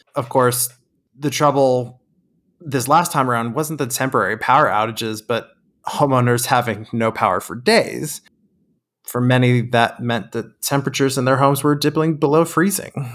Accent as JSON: {"language": "English", "region": "Texas", "country": "United States", "said": "we're from Texas"}